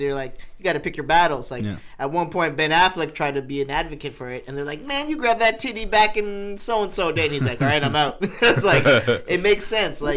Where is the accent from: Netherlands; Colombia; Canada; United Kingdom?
Canada; now in United States; I'm Canadian. I haven't got my citizenship yet. I'm just a resident.